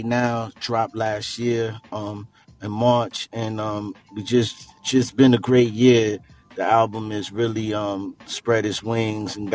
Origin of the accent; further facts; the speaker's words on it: Hampton Roads, Virginia, United States; also born or lived in New York; now in Northern Virginia, United States; Came to VA, Virginia